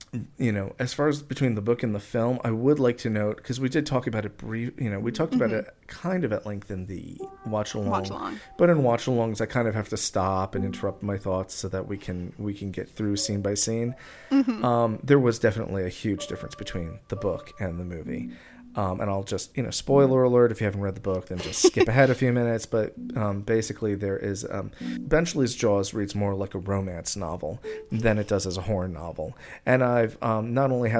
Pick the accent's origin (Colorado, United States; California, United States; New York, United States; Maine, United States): New York, United States; Long Island; I'm a Long Islander. I come from Long Island